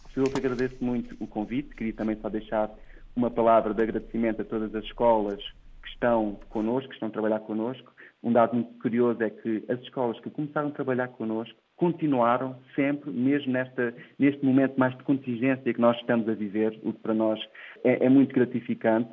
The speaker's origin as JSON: {"language": "Portuguese", "country": "Portugal", "tie": "born or raised there", "said": "nasci numa terrinha no Ribatejo, no interior de Portugal, que se chama Coce"}